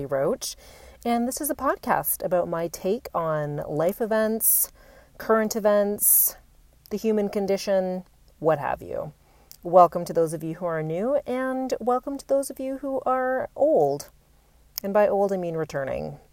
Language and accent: English; Canada; also born or lived in Toronto; as a Canadian